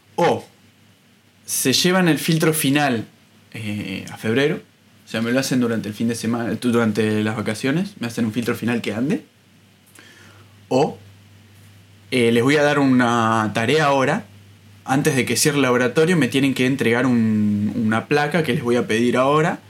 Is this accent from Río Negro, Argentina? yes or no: yes; Bariloche, Río Negro, Argentina; moved away as an adult; also born or lived in Buenos Aires, Argentina; now in Paris, France; viví toda mi vida en Bariloche hasta que me fui a estudiar a Buenos Aires.